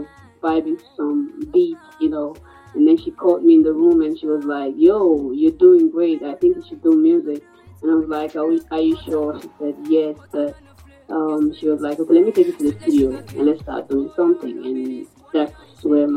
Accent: Sierra Leone; moved away as an adult; also born or lived in Ghana; now in Accra, Ghana; I would say more from Sierra Leone because I was raised in Sierra Leone.

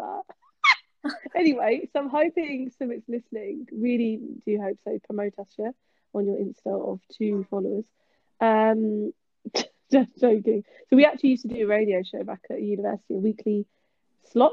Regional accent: Kent, South East England, United Kingdom; now in London, United Kingdom; I'm actually from Kent

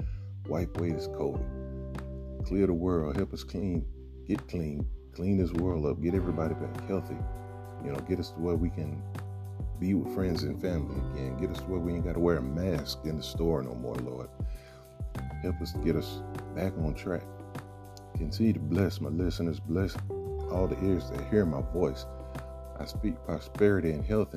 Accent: Atlanta, Georgia, United States; my hometown.

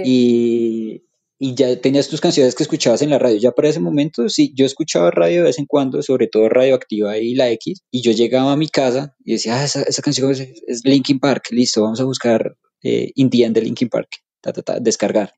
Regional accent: Colombia; nosotros como colombianos

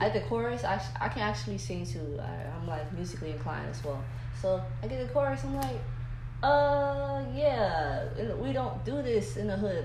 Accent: Miami, Florida, United States; I'm from Miami, Florida. Born and raised in Overtown

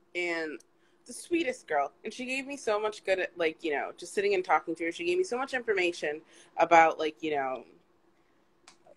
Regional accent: Midwest, United States; now in New York, United States; I'm originally from the Midwest area.

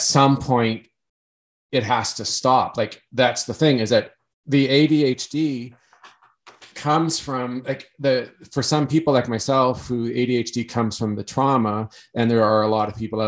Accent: Canada; growing up in Canada

